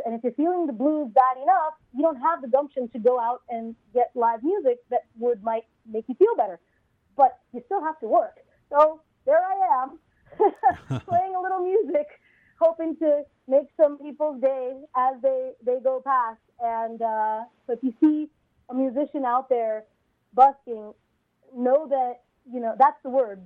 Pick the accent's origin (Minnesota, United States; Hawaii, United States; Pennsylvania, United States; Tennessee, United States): Hawaii, United States; Honolulu; also born or lived in California; now in New York City, United States; I grew up in Honolulu, Hawaii, and in fact, that's where my parents still are today. Uh, I, re- I was technically born in California, but I have no memory of that time.